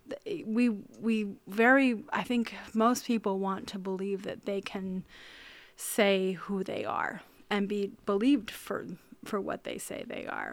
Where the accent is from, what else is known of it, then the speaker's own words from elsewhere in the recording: rural central Maine, United States; I grew up on a farm in rural central Maine, up on top of a hill